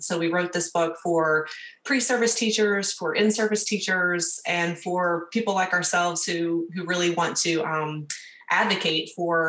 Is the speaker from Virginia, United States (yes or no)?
yes; Luray, Virginia, United States; also born or lived in Blacksburg, Virginia; I am calling in also from the Appalachians and Virginia Tech in Blacksburg, Virginia. And I'm from Luray in the Shenandoah Valley